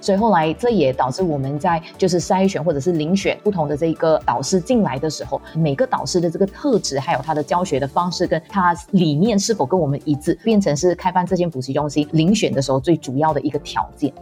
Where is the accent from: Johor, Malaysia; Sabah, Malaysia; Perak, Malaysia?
Perak, Malaysia; Teluk Intan; moved away as an adult; now in Tanjung Sepat, Malaysia; 我本身其实来自小地方嘛，安顺小侄的家乡跟我非常的靠近，我们都在霹雳州。那在安顺这个小地方呢，就形成了我的一些个性